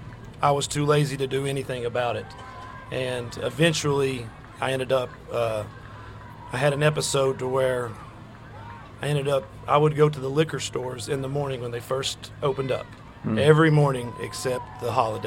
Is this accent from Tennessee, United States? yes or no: yes; Knoxville, Tennessee, United States; moved away as an adult; Well, I'm originally from Knoxville, Tennessee